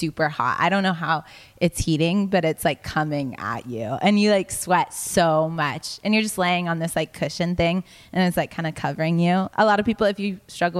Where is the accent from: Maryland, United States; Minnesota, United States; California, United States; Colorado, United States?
California, United States; Los Angeles; moved away as an adult; now in Nashville, United States; I'm actually from Los Angeles.